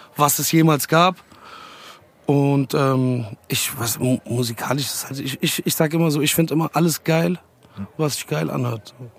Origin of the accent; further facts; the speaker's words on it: Dietzenbach, Hesse, Germany; mit 13, 13 oder 14 gab es bei uns in Dietzenbach in der Schule